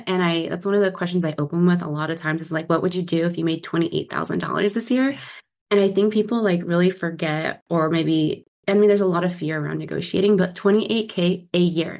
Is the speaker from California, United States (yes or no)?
yes; San Diego, California, United States; now in Seattle, United States; born and raised in San Diego and currently in the Seattle gloomy area.